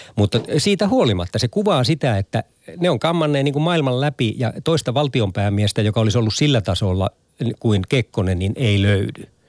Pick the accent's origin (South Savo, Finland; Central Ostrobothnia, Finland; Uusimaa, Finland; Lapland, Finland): Lapland, Finland; Tornio; mun kotikonnuilla Torniossa